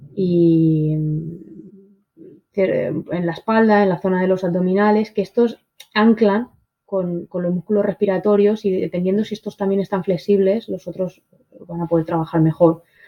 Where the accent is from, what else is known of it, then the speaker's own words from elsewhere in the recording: Spain; toda la historia de mi país